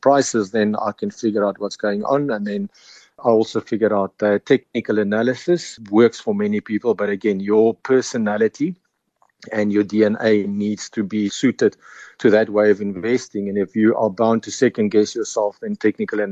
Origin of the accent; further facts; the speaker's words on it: Pofadder, Northern Cape, South Africa; moved away as an adult; also born or lived in Stellenbosch; I'm a farmer's son. My family have been sheep farmers in the big metropolis of Pofadder, which is up in the Northern Cape, just south of the Namibian border.